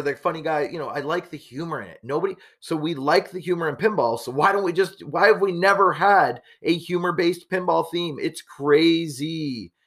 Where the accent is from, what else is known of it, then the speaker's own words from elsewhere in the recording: Canada; being Canadian